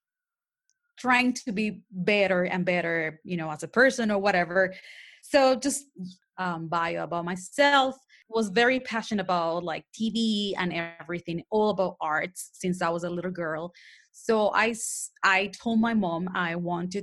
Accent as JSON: {"language": "English", "town": "Panama City", "region": "Panamá", "country": "Panama", "first_language": "Spanish", "second_language": "English", "said": "I have an accent. That's because I'm from Panama, Panama City. Mine actually native language is Spanish."}